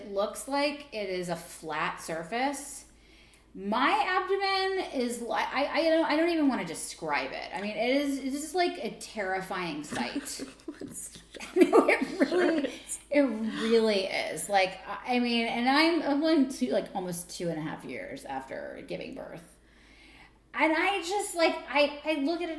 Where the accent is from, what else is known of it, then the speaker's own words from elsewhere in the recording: the South, United States; moved away as an adult; also born or lived in New York; I am from the South